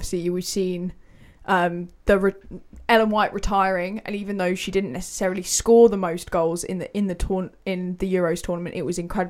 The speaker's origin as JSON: {"language": "English", "region": "England", "country": "United Kingdom"}